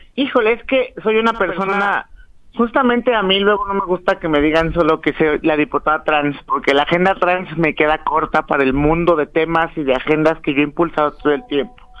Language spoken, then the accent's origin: Spanish; Mexico; la mayoría de los mexicanos somos de color bronce